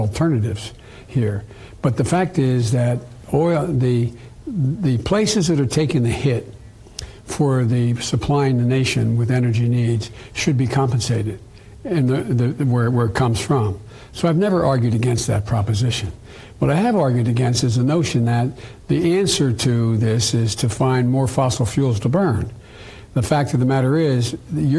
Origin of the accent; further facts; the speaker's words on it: Scranton, Pennsylvania, United States; where I come from in Scranton